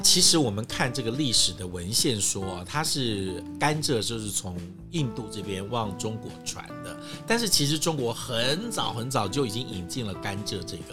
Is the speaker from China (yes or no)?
no; Taipei, Taiwan; 我们台北人